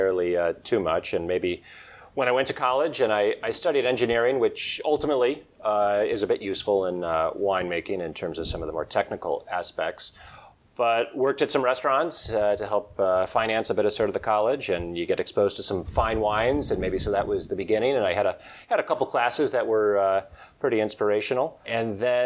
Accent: Chicago, Illinois, United States; I'm from Chicago. We're in Chicago here at the moment

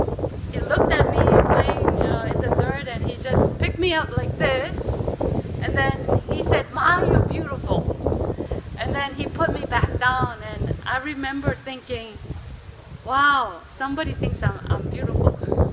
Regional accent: South Korea; moved away; when I was growing up in Korea

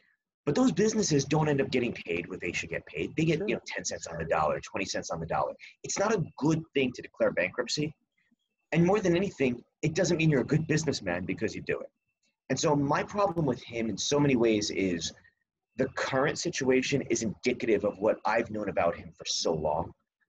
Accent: East Coast, United States; I grew up on the East Coast, right? I don't know if everybody outside of the East Coast has known Donald Trump as long as we have.

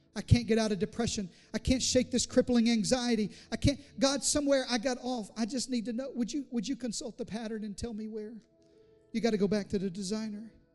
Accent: Southeast Arkansas, United States; I grew up in Southeast Arkansas

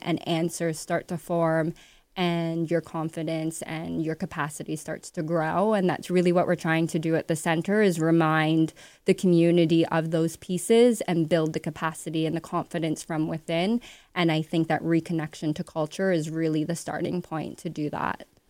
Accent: Ottawa, Ontario, Canada; moved away as an adult; now in Toronto, Canada; I was born in Toronto, but raised in Ottawa. Moved here at nineteen

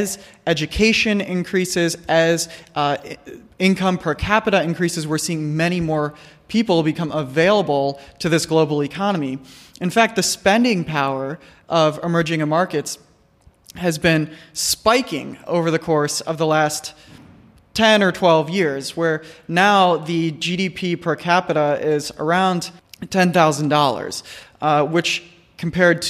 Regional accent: United States; growing up in the United States

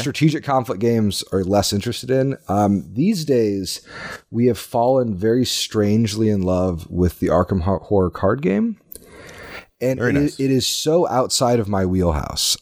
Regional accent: Indiana, United States; moved away as an adult; also born or lived in Austin, Texas; now in Minnesota, United States; I grew up in Indiana, but spent the last decade in Austin, Texas

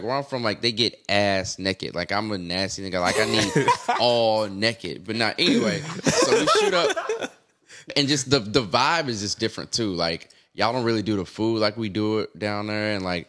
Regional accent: the South, United States; I can't get down with y'all strip clubs up here, though. I'm from the South.

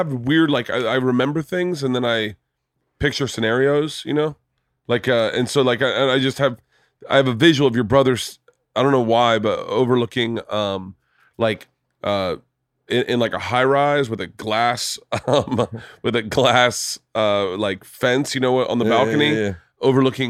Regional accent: Florida, United States; I'm from the South. I'm from Florida.

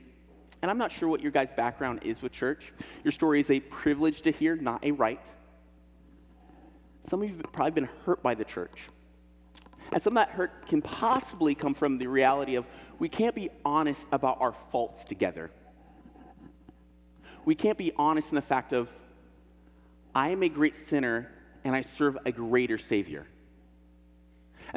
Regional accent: Illinois, United States; now in Portland, United States; I'm from Illinois, I'm from a pig farm

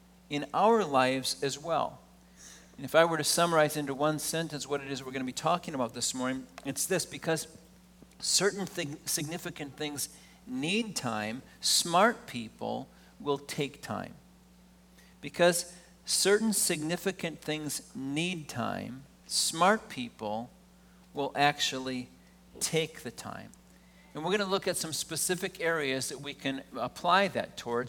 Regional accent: Wisconsin, United States; I grew up in Wisconsin

